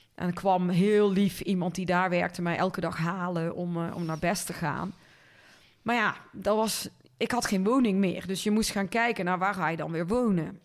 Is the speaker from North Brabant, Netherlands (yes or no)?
yes; Linden, North Brabant, Netherlands; moved away as an adult; also born or lived in Tilburg; now in Weert, Netherlands; ik ben opgegroeid in Linden. Dat is een piepklein dorpje bij Kuik in de buurt.